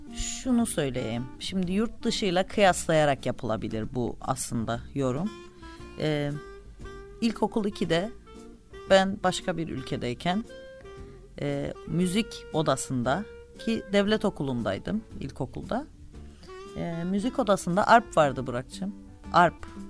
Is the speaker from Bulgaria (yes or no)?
no; Cyprus; moved away as an adult; also born or lived in Istanbul; doğduğunuz yer işte e, arkadaşlarınızın e, dostlarınızın akrabalarınızın bulunduğu yer kültürünüzün ait olduğu yer